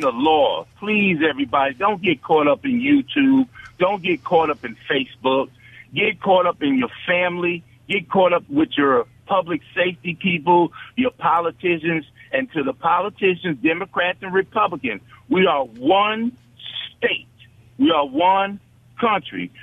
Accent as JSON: {"language": "English", "region": "New York", "country": "United States", "tie": "born or raised there", "moved": "yes", "lives_now": "Mississippi, United States", "said": "I grew up in New York. We had P A L."}